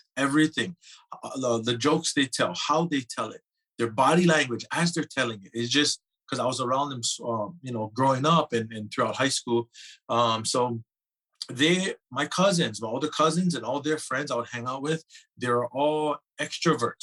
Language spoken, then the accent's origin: English; Hawaii, United States; growing up in Hawaii, I come from a huge family